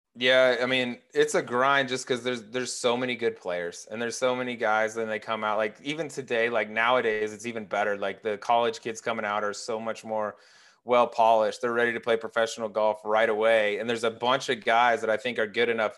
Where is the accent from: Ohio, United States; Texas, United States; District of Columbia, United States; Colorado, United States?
Colorado, United States; also born or lived in Little Rock, Arkansas; I was born in Little Rock. I grew, I grew up in Arkansas for, like, eight years, um, but then I moved to Colorado, so Colorado is, like, where I'm from